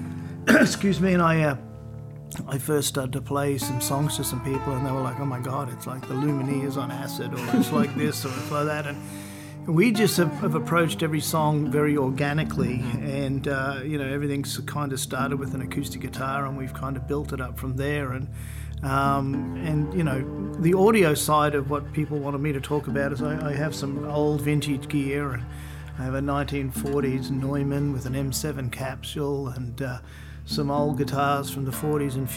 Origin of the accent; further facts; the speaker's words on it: Australia; moved away as an adult; now in Nashville, United States; I'm an Australian record producer. I've been living here in Nashville for 12 years nearly now